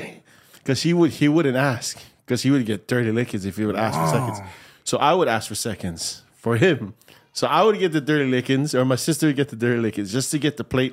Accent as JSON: {"language": "English", "country": "Samoa", "tie": "born or raised there", "said": "Yeah, growing up in Samoa was hard, and being abandoned at age six."}